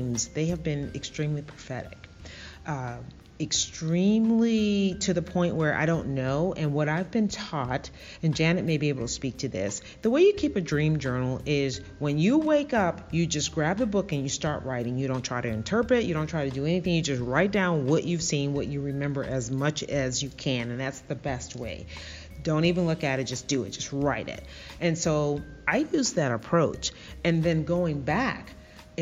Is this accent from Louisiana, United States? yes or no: yes; New Orleans, Louisiana, United States; moved away; I'm from New Orleans